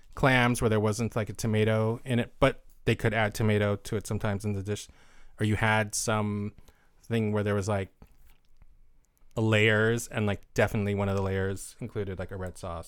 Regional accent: United States

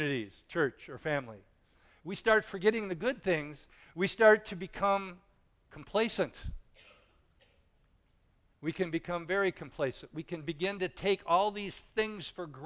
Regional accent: United States; you and I were born in this country

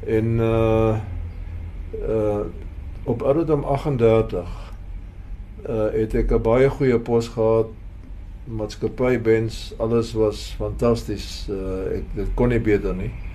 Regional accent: Paarl, Western Cape, South Africa; Ek het hier in die Parel groot geword

